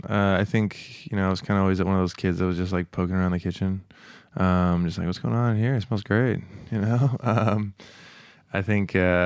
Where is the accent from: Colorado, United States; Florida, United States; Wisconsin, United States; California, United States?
California, United States; And then also growing up in the Bay Area, it's like such a, it's similar to New York in the sense it's just so rich ethnically.